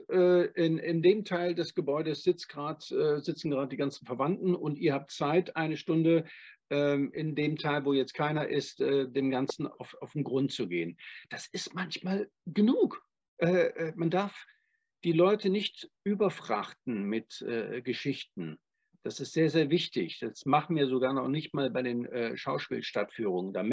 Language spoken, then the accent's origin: German; Cologne, North Rhine-Westphalia, Germany; now in Freiburg, Germany; Also ich komme ja ursprünglich aus Köln